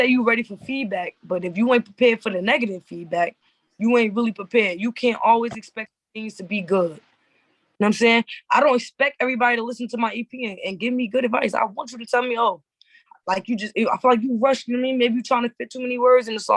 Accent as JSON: {"language": "English", "region": "New Jersey", "country": "United States", "said": "I'm from Jersey"}